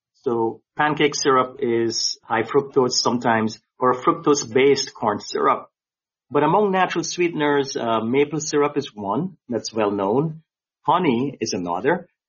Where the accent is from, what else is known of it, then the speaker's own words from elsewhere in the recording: Guyana; moved away as an adult; also born or lived in Jamaica / Michigan / California; now in Rhode Island, United States; I grew up in South America in the British colony of Guyana, now known as Guyana. And being a third or fourth generation East Indian, you know, my ancestors were from India. Growing up in a poor third world country